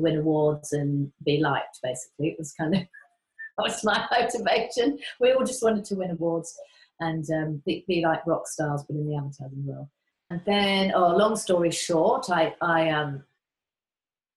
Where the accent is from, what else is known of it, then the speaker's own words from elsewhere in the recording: Surrey and Sussex, South East England, United Kingdom; moved away as an adult; also born or lived in Manchester, England / London, England; now in Queensland, Australia; I was born in Manchester, but lived most of my life in the south of England, Surrey and Sussex.